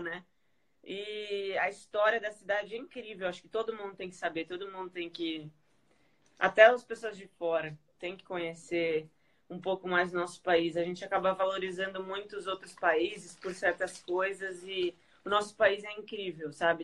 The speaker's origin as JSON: {"language": "Portuguese", "region": "São Paulo", "country": "Brazil", "said": "Eu sou de São Paulo, eu vivo aqui"}